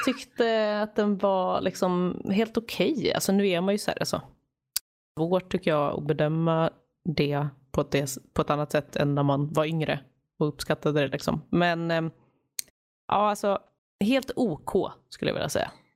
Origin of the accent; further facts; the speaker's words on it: Stockholm, Stockholm County, Sweden; now in Gothenburg, Sweden; Jag är ju från Stockholm, men jag bor ju i Göteborg, så jag åker alltid hem över jul också